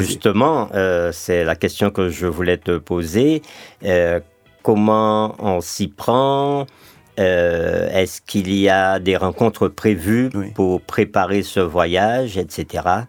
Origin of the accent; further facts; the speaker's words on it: Martinique; chez nous en Martinique